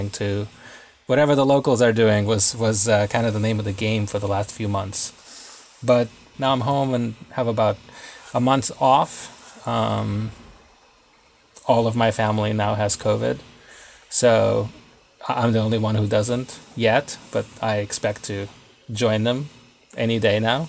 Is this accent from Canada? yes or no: no; Israel; moved away as an adult; also born or lived in Russia; now in Brooklyn, United States; my family moved to Israel when I was a kid. Then I came to the U.S. to go to school and have been living here ever since.